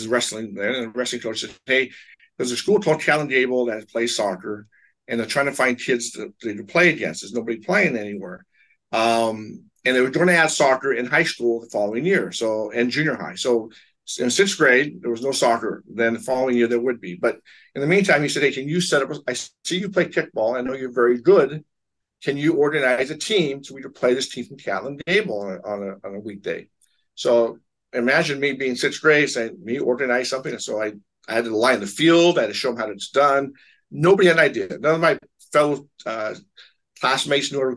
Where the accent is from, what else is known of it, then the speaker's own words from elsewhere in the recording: Portland, Oregon, United States; also born or lived in Astoria, Oregon / Seattle, Washington; I grew up in Portland basically from year five on